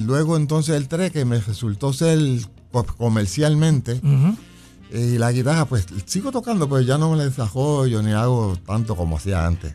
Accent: San Juan, Puerto Rico; also born or lived in Chicago, Illinois; a los seis años nos vinimos a vivir a Puerto Rico y viví en la calle Palacios en Villa Palmera

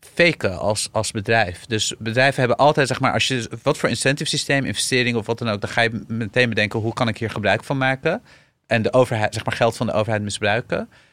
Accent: Syria; now in Netherlands; ik ben geboren in Syrië

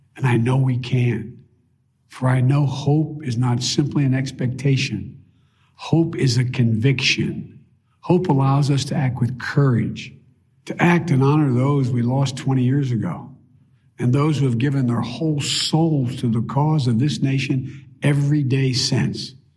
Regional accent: Delaware, United States; my friend Davis, who I grew up with in Delaware

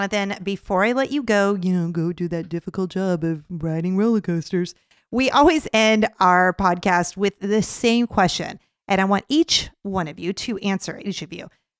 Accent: San Diego, California, United States; moved away; my hometown of San Diego

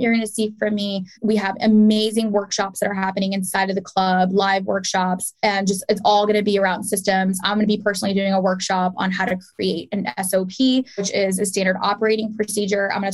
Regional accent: Pakistan; I'm Pakistani

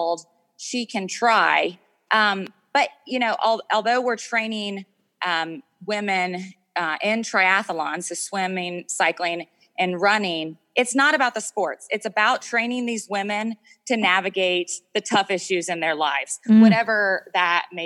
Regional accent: United States; moved away as an adult; now in Afghanistan; I'm an American woman

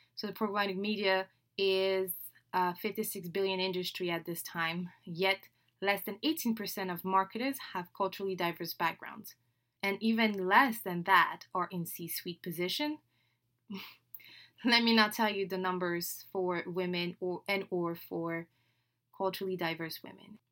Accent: Dakar, Senegal; first language French; English is a second language; moved away as an adult; now in United States; I was born and raised in Dakar, Senegal, West Africa

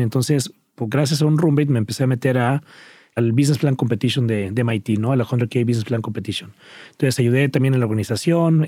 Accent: Cuernavaca, Morelos, Mexico; crecí en Cuernavaca, Morelos

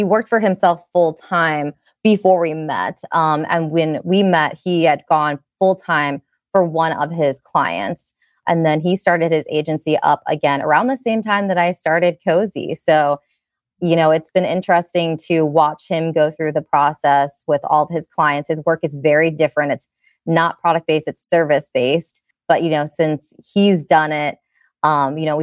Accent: Chesapeake City, Maryland, United States; I grew up in Maryland in Cecil County

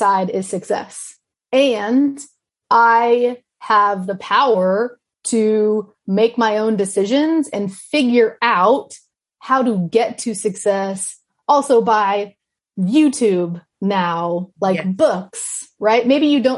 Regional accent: Kansas City, Kansas, United States; moved away; I am from Johnson County, Kansas City.

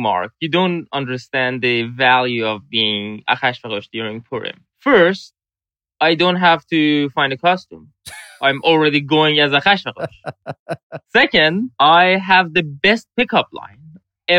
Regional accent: Iran; moved away as an adult; now in United States; I grew up in Iran knowing that I'm named after a great king. And then I leave Iran, and then I come to the United States

